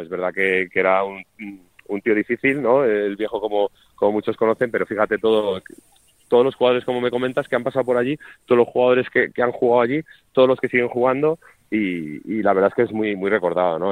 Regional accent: Madrid, Community of Madrid, Spain; jugadores que somos de Madrid

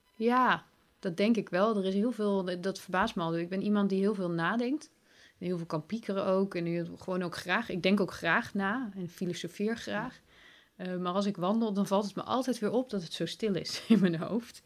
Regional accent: Breda, North Brabant, Netherlands; moved away; also born or lived in Leiden; van mijn geboorteplaats Breda naar de plaats waar ik toen woonde, naar Leiden

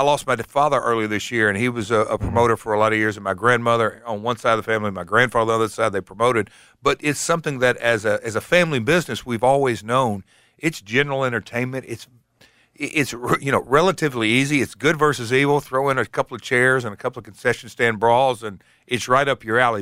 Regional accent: Hendersonville, Tennessee, United States; Hendersonville, my hometown

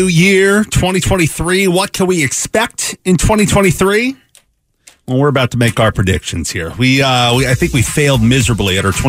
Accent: the Northwest, Pacific Northwest, United States; now in Phoenix, United States; Growing up in the Northwest, I'm traumatized.

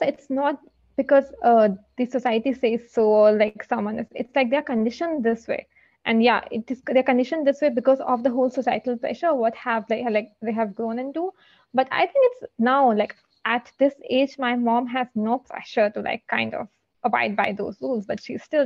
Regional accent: Delhi, India; I hail from Delhi

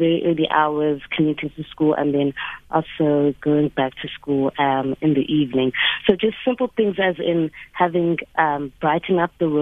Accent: South Africa; being a South African woman

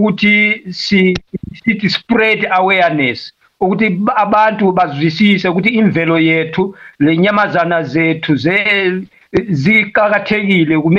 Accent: Malawi; first language Tumbuka; Zulu is a second language; also born or lived in Matabeleland, Zimbabwe; now in Zimbabwe; mina vele ngivela eMalawi lapho ngadabuka khona but ngiseZimbabwe eh, emandebeleni ngihlezi lapha for about the past 25 years so ngiyazama ukukhuluma isiZulu salapha eZimbabwe esithiwa isindebele

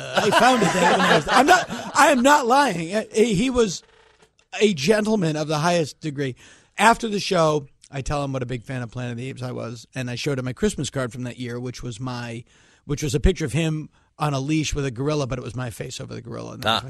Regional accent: Massachusetts, United States; I'm from Massachusetts.

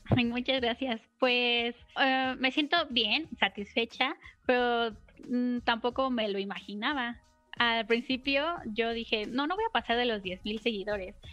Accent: Mexico City, Mexico; Soy de la Ciudad de México

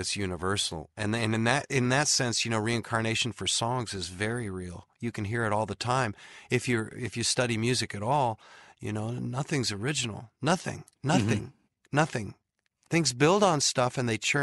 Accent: San Diego, California, United States; I'm from San Diego

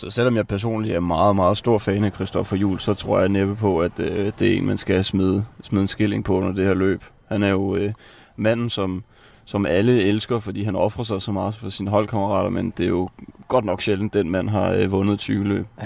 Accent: France; Altså som, som, som rigtig franskmand, så har jeg jo blevet nødt, bliver jeg nødt til at sige, at det smager simpelthen bare godt.

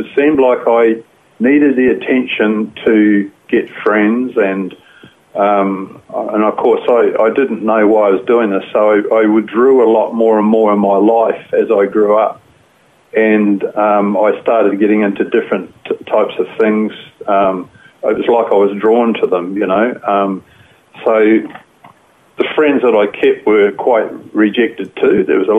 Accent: Fiji; born there; I think really what happened was I was born in Fiji. I had parents were working over there in Fiji, so I was born over there.

